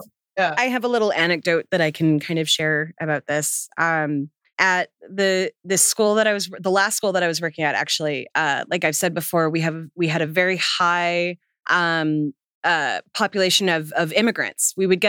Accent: United States; I'm American.

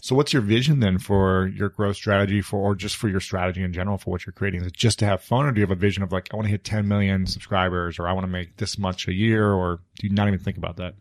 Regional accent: Ohio, United States; moved away as an adult; also born or lived in New York City; now in Los Angeles, United States; I'm from Ohio, so I'm a neighbor of yours

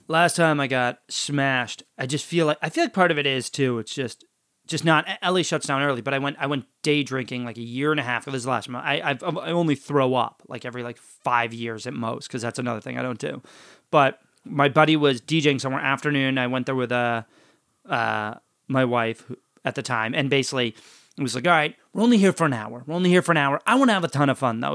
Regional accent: New Orleans, Louisiana, United States; moved away; We're from New Orleans

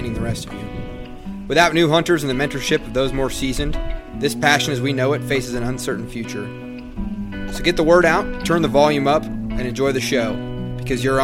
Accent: Nebraska, United States; I'm from Nebraska.

